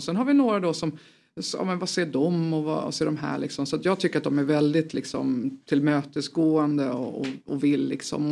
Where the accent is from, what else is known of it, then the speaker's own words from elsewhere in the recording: Tvärskog, Kalmar County, Sweden; also born or lived in Upplands Väsby; now in Stockholm, Sweden; jag kom ju från, eh, från Kalmar, utanför mm. Kalmar, en förskog